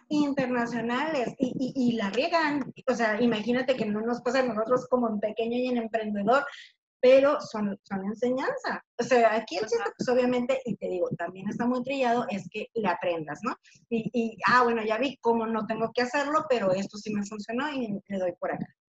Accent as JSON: {"language": "Spanish", "town": "Tijuana", "region": "Baja California", "country": "Mexico", "tie": "born or raised there", "said": "yo nací aquí en Tijuana"}